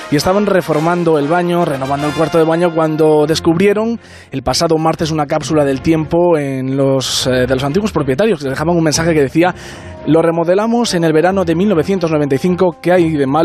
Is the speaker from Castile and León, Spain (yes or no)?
yes; Ponferrada, Castile and León, Spain; De Ponferrada.